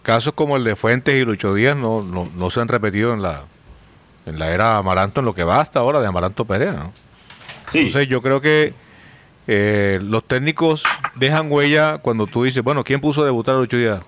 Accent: Colombia; nosotros como colombianos

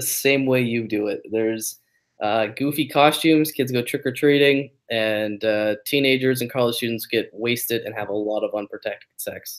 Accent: New Brunswick, Canada; moved away; I grew up originally in New Brunswick, right above Maine, borders Maine, same kind of thing. Lots of beaches there.

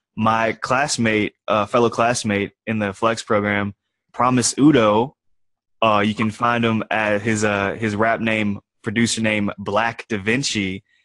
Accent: New Orleans, Louisiana, United States; moved away; also born or lived in Austin; originally from New Orleans in Louisiana

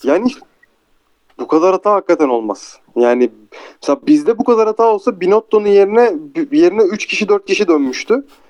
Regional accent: Turkey; biz Türkler olarak duruş ve karizmayı severiz

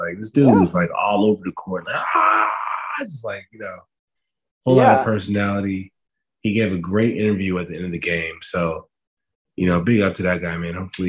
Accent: Richmond, Virginia, United States; I'm from Richmond, so, you know, Cap City stand up

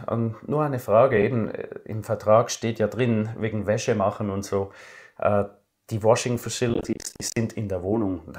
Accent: Switzerland; Das als Schweizer, das war dann sehr interessant.

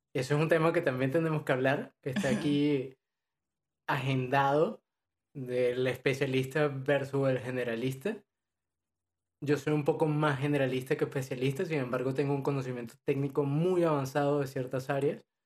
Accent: Venezuela; now in Madrid, Spain; soy de Venezuela, actualmente vivo en España, específicamente en Madrid

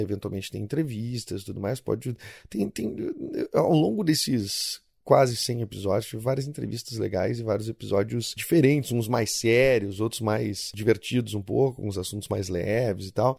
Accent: Rio Grande do Sul, Brazil; do Rio Grande do Sul

